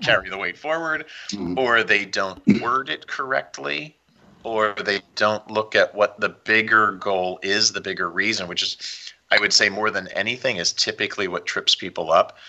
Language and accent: English; Philadelphia, Pennsylvania, United States; also born or lived in Kansas City / Florida; now in Southern California, United States; I grew up outside of Philly, so I grew up with a lot of snow.